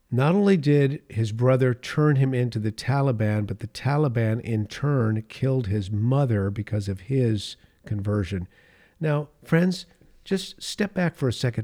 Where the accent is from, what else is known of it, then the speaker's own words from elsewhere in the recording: California, United States; my home state of California, the state of my birth